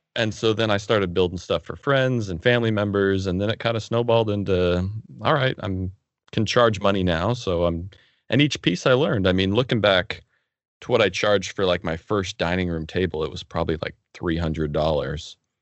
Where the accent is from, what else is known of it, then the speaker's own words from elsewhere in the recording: Arizona, United States; also born or lived in Oregon; when I was in fourth grade, we moved from Oregon to Arizona